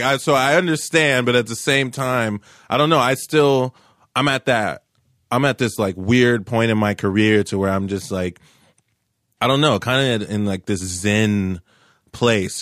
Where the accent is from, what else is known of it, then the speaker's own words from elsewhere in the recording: Tulsa, Oklahoma, United States; also born or lived in Cleveland, Ohio; I was born in Cleveland, Ohio, but I moved to Tulsa at a very young age in all my formidable years